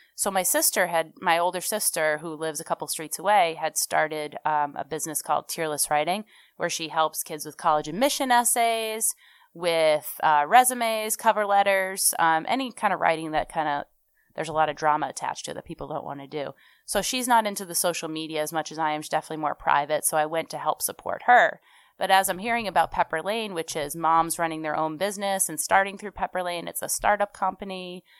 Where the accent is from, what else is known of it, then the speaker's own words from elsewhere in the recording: Sharon, Massachusetts, United States; also born or lived in Memphis, Tennessee / Oxford, Mississippi / Newton, Massachusetts / Franklin, Massachusetts; Then we moved to Sharon, Massachusetts. I am a townie. I finally moved back there